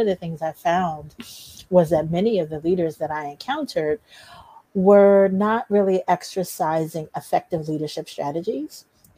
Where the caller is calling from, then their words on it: District Heights, Maryland, United States; I am in District Heights, Maryland, which is right outside of Washington, D.C.